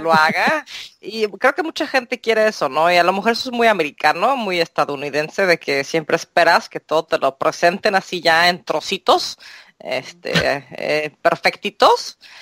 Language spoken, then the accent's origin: Spanish; Mexico; yo me crié en México